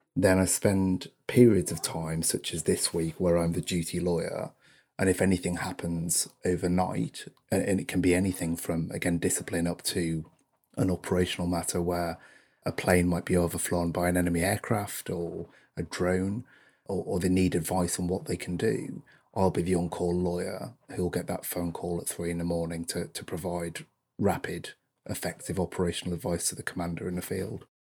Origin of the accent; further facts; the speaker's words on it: North East England, United Kingdom; I, I come from the North East of England, um, from a fairly humble background, from a, a council estate, in fact